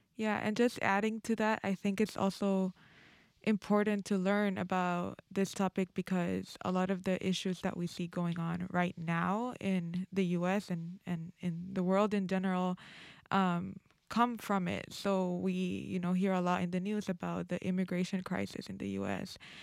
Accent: Honduras; moved away; in my home country, Honduras

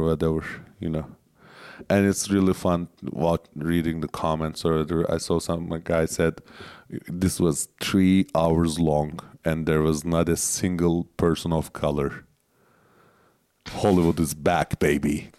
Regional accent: Turkey

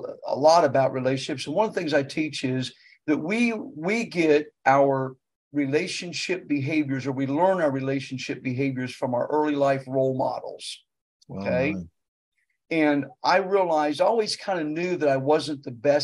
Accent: Marion, Ohio, United States; moved away as an adult; also born or lived in Nashville, Tennessee / South Carolina / Virginia; now in Roanoke, United States; Therefore, we moved to Ohio, and my mother was actually from there, but that's where I grew up. I grew up in Ohio.

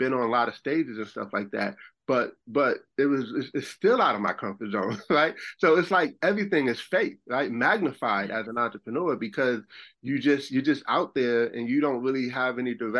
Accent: Buffalo, New York, United States; moved away as an adult; also born or lived in Rochester, New York; now in South Carolina, United States; I'm from Buffalo, and I lived in Rochester, New York, but I ended up moving to South Carolina.

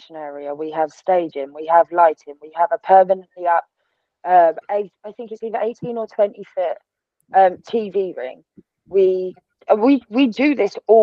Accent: Essex, East of England, United Kingdom; I am from Essex. Like, I was born there. I grew up with all of the girls with the teeth and the tan and the extensions and the bright blonde hair.

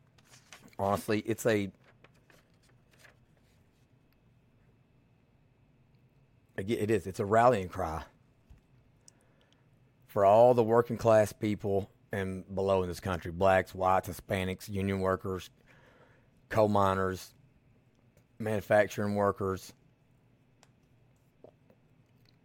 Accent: Millsboro, Kentucky, United States; moved away as an adult; also born or lived in Louisville, Kentucky; we moved back to my hometown, Millsboro, Kentucky

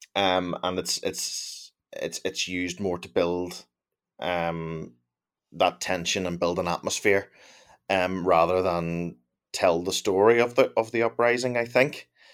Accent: Northern Ireland, United Kingdom

